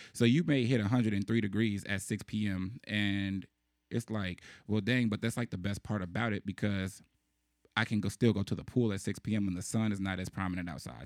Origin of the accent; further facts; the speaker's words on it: Chicago, Illinois, United States; growing up in Chicago